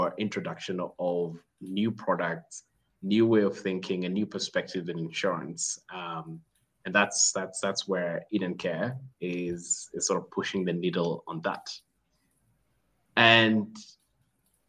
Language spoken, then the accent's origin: English; Kenya; now in Rwanda; I am Kenyan